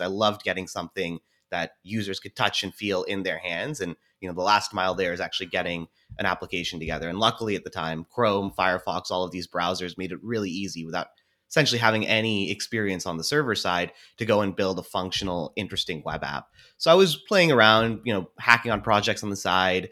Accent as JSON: {"language": "English", "town": "Seattle", "region": "Washington", "country": "United States", "tie": "born or raised there", "said": "I was born and raised here in Seattle"}